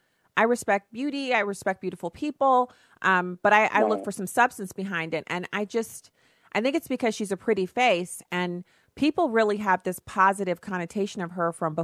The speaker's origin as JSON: {"language": "English", "country": "United States", "said": "as American people"}